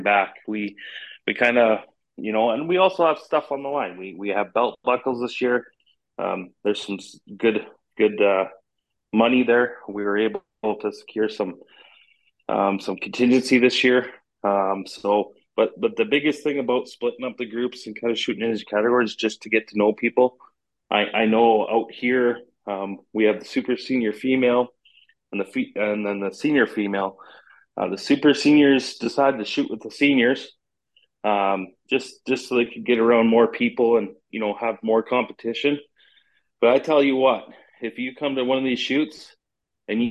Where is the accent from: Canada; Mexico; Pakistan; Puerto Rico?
Canada; being Canadian